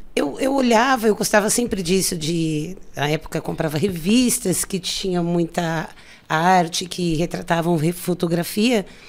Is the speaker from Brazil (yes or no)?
yes; São Paulo, Brazil; moved away as an adult; also born or lived in Rio de Janeiro; eu sou nascida e criada aqui na região, ali do lado do shopping Campo Limpo